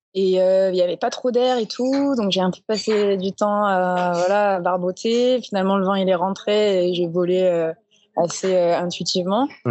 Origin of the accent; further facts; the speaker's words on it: Marseille, Provence-Alpes-Côte d'Azur, France; je suis née à Marseille